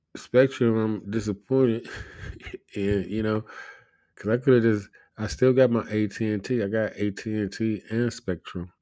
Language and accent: English; United States; I'm an American